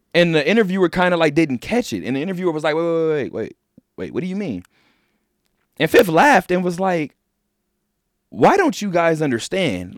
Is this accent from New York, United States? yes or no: no; Inglewood, California, United States; I'm from Inglewood, California